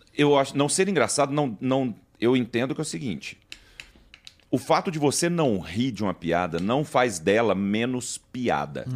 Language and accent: Portuguese; Goiás, Brazil; Como a gente é de Goiás e escuta rock, a gente tem uma origem de sertanejo